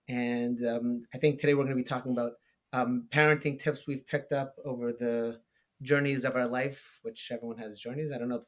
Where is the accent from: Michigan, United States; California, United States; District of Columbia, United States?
California, United States; Long Beach; moved away as an adult; now in Peabody, United States; I come from a background of shluchim. I grew up on shluchas in Long Beach, California, my whole life.